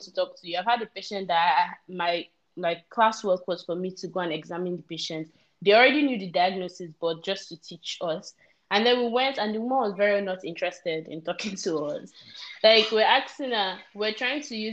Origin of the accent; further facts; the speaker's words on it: Nigeria; moved away; as a Nigerian